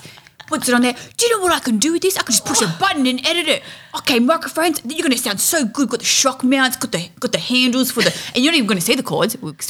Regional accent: Australia; growing up in Australia

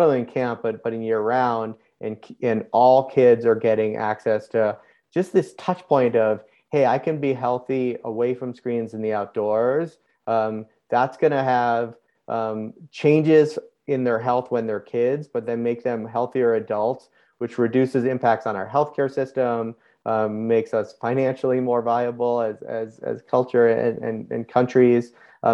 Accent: outside of Boston, New England, Massachusetts, United States; I grew up in the Northeast of the US, outside of Boston, very classic New England environment

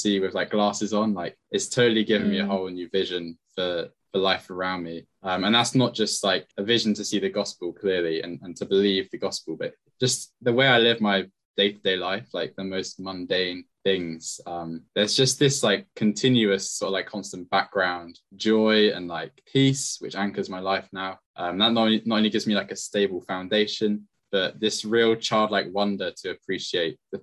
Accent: Bournemouth, South West England, United Kingdom; moved away as an adult; now in Exeter, United Kingdom; I'm originally from Bournemouth, which is where my family are as well.

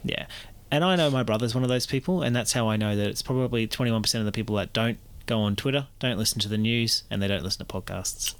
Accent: New Zealand; as a Kiwi

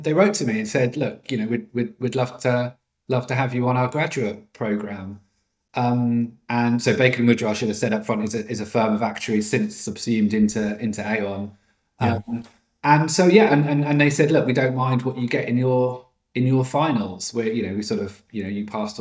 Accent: Norwich, East of England, United Kingdom; moved away as an adult; also born or lived in London; I grew up in Norwich, in Norfolk

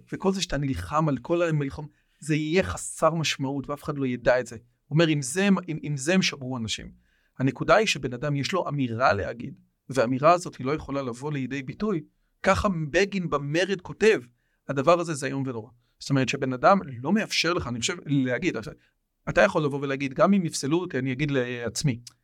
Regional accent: Israel; אני פה נולדתי

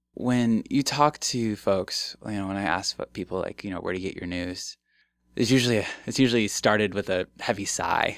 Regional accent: Omaha, Nebraska, United States; also born or lived in Bellevue, Nebraska; I come back to my hometown and see that, like, the neighborhood that I grew up in looks exactly the same

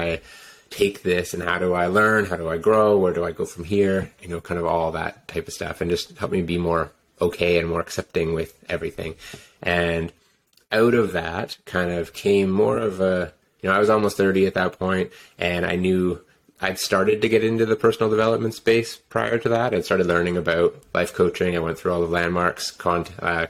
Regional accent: Ontario, Canada; moved away as an adult; also born or lived in Whistler; I grew up in Ontario, and I was a skier

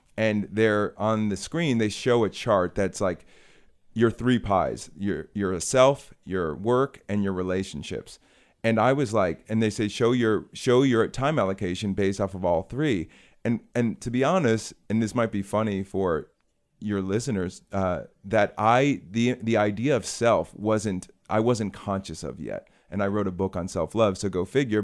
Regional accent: Chicago, Illinois, United States; I'm from Chicago

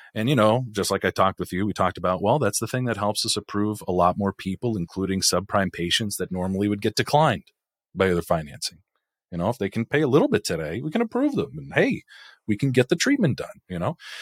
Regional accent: California, United States; growing up in California, eighties, nineties, two thousands

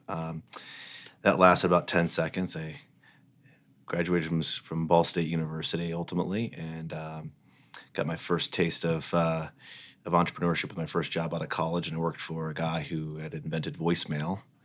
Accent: Fort Wayne, Indiana, United States; moved away; growing up in Fort Wayne, Indiana

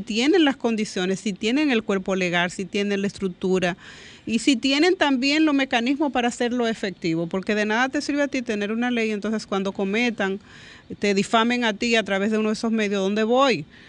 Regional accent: Dominican Republic; yo como dominicana y como mujer

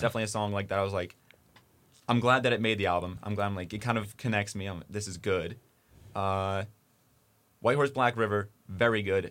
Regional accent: New Jersey, United States; I'm, I'm from New Jersey

